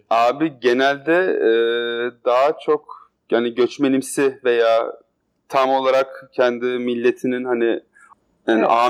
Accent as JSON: {"language": "Turkish", "country": "Turkey", "moved": "yes", "lives_now": "Berlin, Germany", "said": "Ben mesela şu an burada yaşayan bir Türk olarak"}